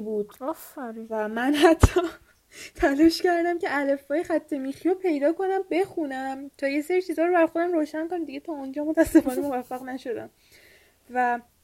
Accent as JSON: {"language": "Persian", "country": "Iran", "said": "ما که ایرانیم"}